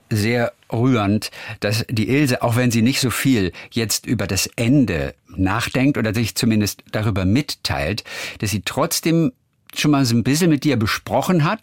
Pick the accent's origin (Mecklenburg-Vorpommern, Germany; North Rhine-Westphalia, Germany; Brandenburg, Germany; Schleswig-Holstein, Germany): Schleswig-Holstein, Germany; also born or lived in Wedemark; now in Baden-Baden, Germany; aufgewachsen oder geboren bin ich in Norddeutschland